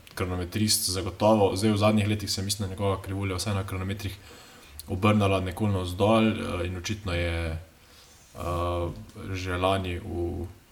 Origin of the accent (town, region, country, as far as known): Slovenia